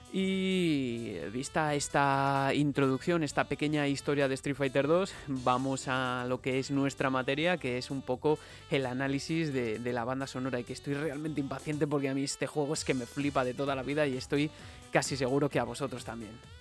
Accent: Palencia, Castile and León, Spain; Aún recuerdo ya siendo pequeño una máquina que había en uno de los bares de Palencia que frecuentaba con mis padres algunos fines de semana

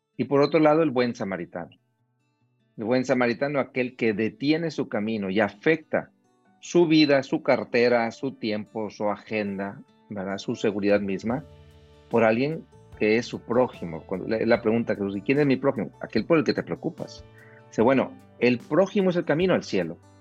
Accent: Monterrey, Nuevo León, Mexico; moved away as an adult; now in Mexico City, Mexico; yo soy originario de Monterrey, en México ahí he desarrollado gran parte de mi vida

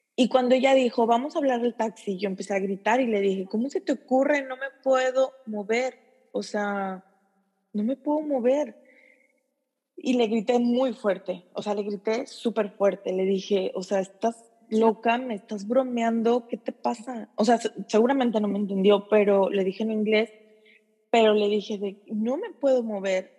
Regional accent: Mexico; moved away as an adult; now in Japan; soy mexicana

